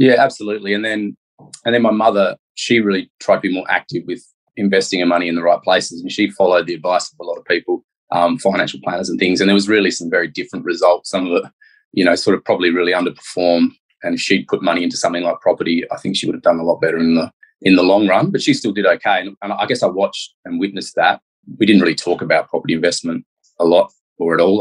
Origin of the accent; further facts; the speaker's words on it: Perth, Western Australia, Australia; I was born in Perth and grew up here.